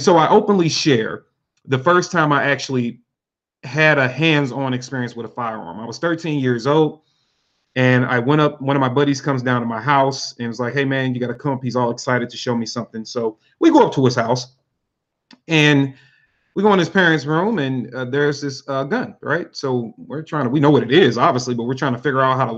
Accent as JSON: {"language": "English", "town": "St. Louis", "region": "Missouri", "country": "United States", "tie": "born or raised there", "said": "Louis, Missouri, born and raised, pretty much left a couple of times, but I'm a pretty much a hometown boy"}